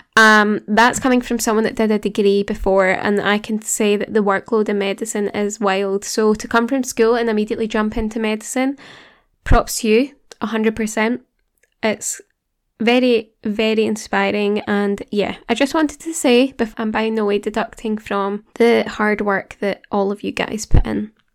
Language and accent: English; Glasgow, Scotland, United Kingdom; accent: Glasgow; studying in Glasgow, if you couldn't tell by my accent.